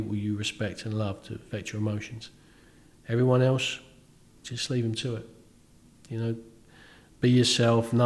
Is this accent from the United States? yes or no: no; London, United Kingdom; moved away as an adult; also born or lived in Bournemouth; now in Bournemouth area, United Kingdom; I grew up in London, never thought I'd leave. And I can't imagine living anywhere else now.